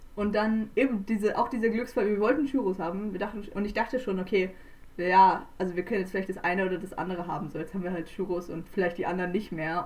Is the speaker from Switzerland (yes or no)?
yes; Switzerland; wir kommen ja auch aus der Schweiz